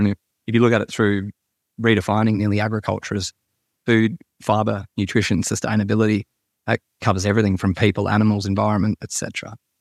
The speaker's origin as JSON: {"language": "English", "town": "Sydney", "region": "New South Wales", "country": "Australia", "tie": "born or raised there", "said": "I, I grew up in Sydney"}